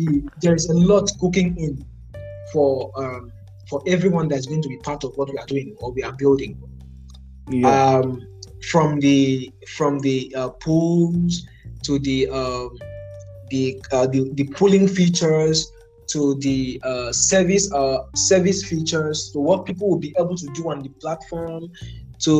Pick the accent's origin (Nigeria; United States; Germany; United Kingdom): Nigeria; So I am Nigerian.